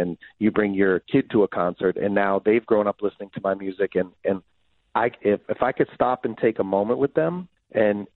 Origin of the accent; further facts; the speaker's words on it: Boston, Massachusetts, United States; growing up in Boston